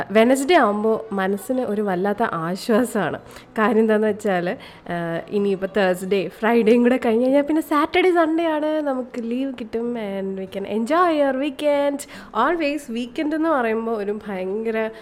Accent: Kerala, India; ഞാൻ കേരളത്തിൽ ജനിച്ച് വളർന്ന ഒരാൾ

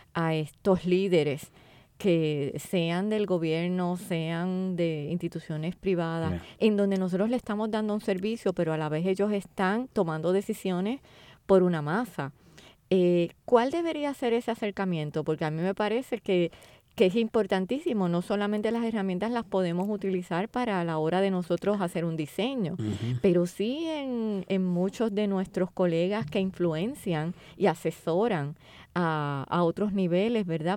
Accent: Puerto Rico; Como puertorriqueños

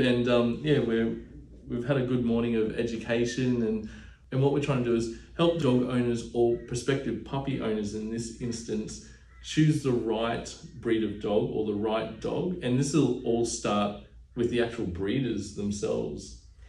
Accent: Burpengary, Queensland, Australia; I grew up on acreage in Burpengary, Queensland, as a little young fella

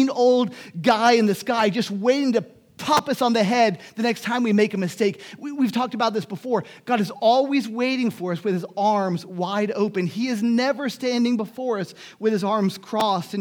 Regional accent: Miami, Florida, United States; moved away; also born or lived in Germany; In Miami, I grew up in Miami

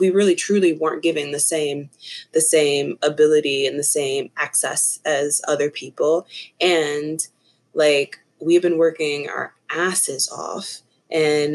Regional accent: Tennessee, United States; moved away as an adult; now in Asheville, United States; I'm from, born and raised in Tennessee

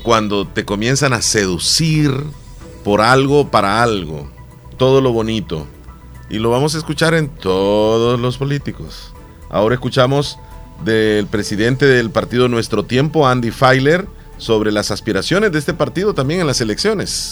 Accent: El Salvador; así somos los salvadoreños

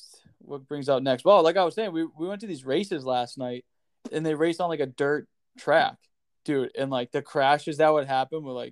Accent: Philadelphia, Pennsylvania, United States; accent: Philly; moved away; I like to say water as like a Philly thing

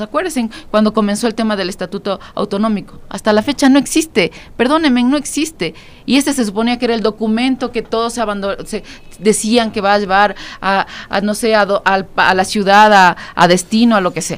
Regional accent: Quito, Pichincha, Ecuador; Nosotros empezamos este, este proyecto en el, eh, como quiteños en el 2013

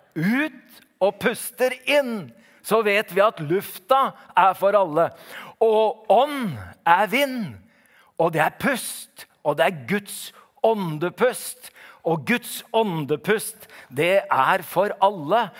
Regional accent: Oslo, Norway; Jeg kommer jo fra Oslo

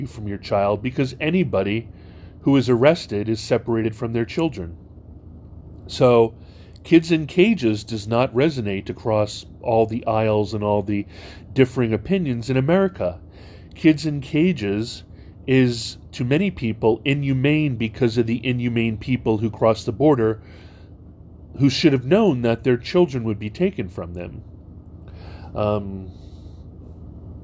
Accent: Hawaii, United States; I grew up in Hawaii

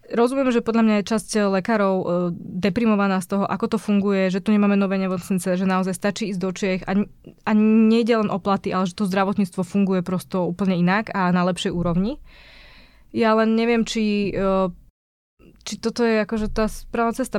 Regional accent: Martin, Žilina Region, Slovakia; Ja som z Martina

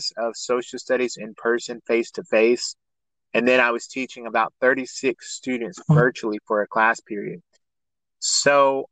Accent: Warner Robins, Georgia, United States; I'm from Warner Robins, Georgia, which is in the center of Georgia

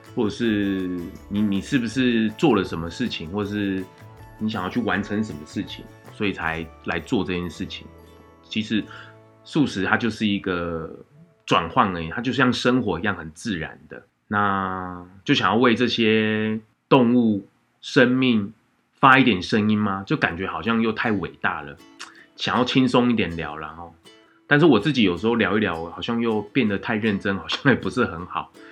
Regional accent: Changhua County, Taiwan; 我是彰化出生的小孩

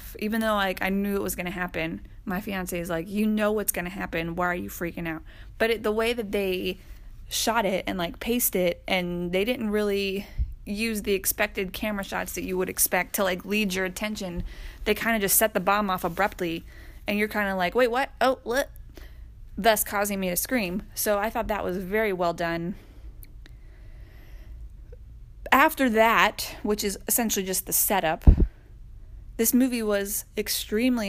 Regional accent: Atlanta, Georgia, United States; I am from Atlanta

